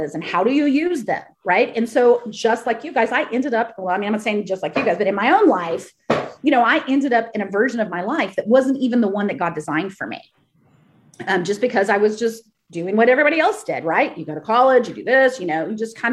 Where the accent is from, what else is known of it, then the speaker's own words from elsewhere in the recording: Texas, United States; I grew up in the Bible Belt in Texas, and I grew up in a Baptist church